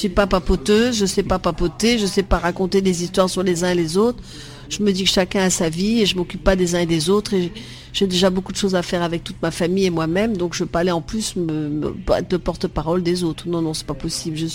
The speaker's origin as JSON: {"language": "French", "country": "Vietnam", "tie": "born or raised there", "said": "ma vie avant Marie-Rose, c'est d'être euh, en Indochine où je suis née, au Vietnam, et j'ai eu la chance d'être sur une plantation de caoutchouc."}